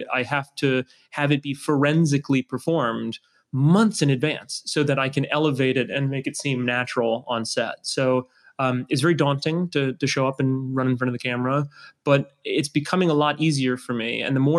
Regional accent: New Orleans, Louisiana, United States; I grew up in New Orleans and always looked up to him.

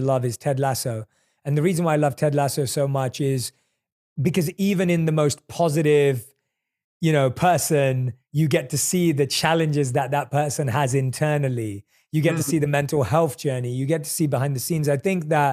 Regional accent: London, United Kingdom; moved away as an adult; also born or lived in India / New York City; now in Los Angeles, United States; I was born and raised in London. I lived my monk life in India. I've lived in New York City

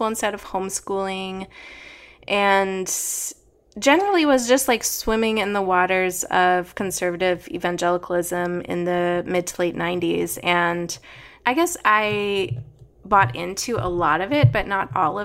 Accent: San Antonio, Texas, United States; also born or lived in Tulsa, Oklahoma; I was born in Tulsa, but then spent most of my childhood in San Antonio

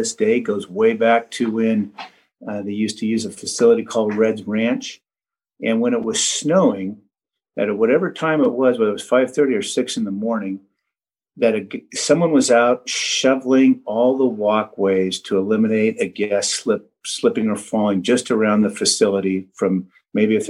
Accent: Redding, California, United States; I grew up in Redding, California, and I've been skiing my whole life.

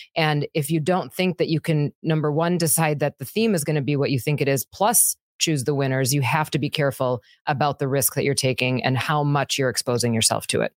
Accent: Wisconsin, United States; I'm from Wisconsin.

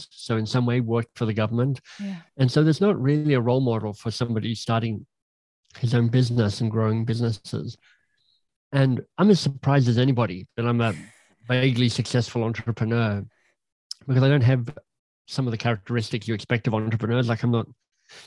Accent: Canberra, Australian Capital Territory, Australia; moved away as an adult; also born or lived in England / Oxford / Boston; now in Toronto, Canada; did undergraduate studies in Canberra, my hometown

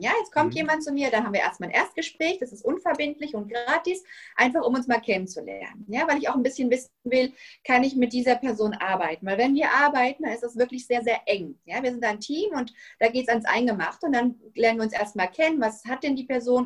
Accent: Germany; moved away as an adult; now in Spain; bin ich Deutsche, aber ich wohne schon seit 16 Jahren in Spanien mit meiner Familie

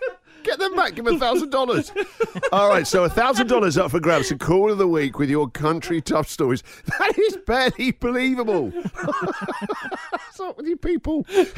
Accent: England, United Kingdom; moved away; to me as an English guy

